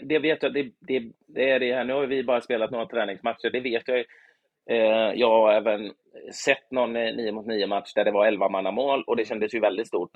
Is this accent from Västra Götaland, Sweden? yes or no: yes; Gothenburg, Västra Götaland, Sweden; i den lilla klubb jag växte upp i, Göteborg